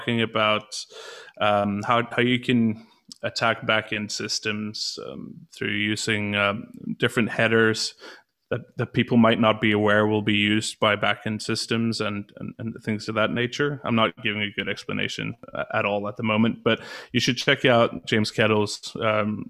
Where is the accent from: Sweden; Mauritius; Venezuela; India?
Sweden; Gothenburg, Västra Götaland; I was born in Gothenburg